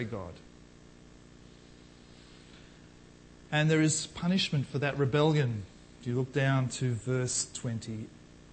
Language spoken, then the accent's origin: English; Australia; as an Australian, let alone a Christian Australian